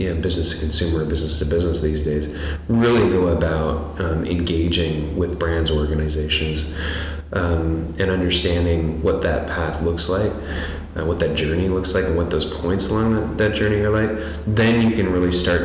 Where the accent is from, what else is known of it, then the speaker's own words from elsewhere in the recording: Toronto, Ontario, Canada; I'm from Toronto